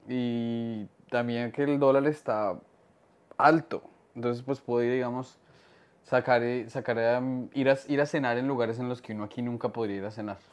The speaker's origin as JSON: {"language": "Spanish", "country": "Colombia", "moved": "yes", "lives_now": "New York, United States"}